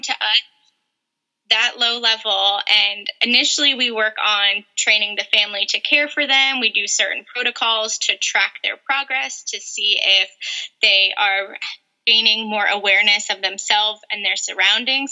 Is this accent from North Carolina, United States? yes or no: yes; North Carolina, United States; moved away as an adult; also born or lived in New York; now in San Diego, United States; I was born in New York and then moved to North Carolina when I was eight years old. So I grew up in North Carolina